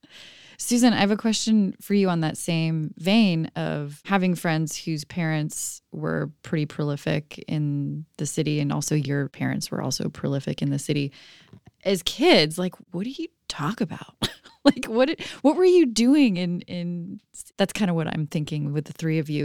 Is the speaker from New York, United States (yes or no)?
no; San Francisco, California, United States; growing up in San Francisco